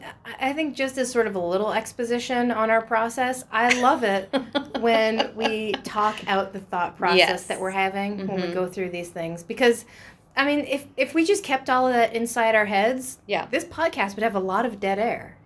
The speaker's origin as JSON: {"language": "English", "country": "United States", "said": "we're American"}